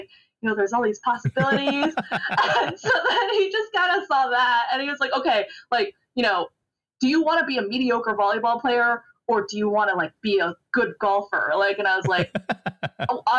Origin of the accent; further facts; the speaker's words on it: Fremont, California, United States; I grew up in Fremont, California